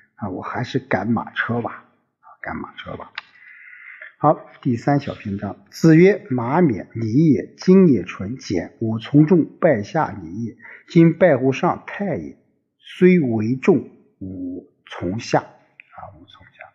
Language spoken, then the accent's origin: Chinese; China; 我们中国人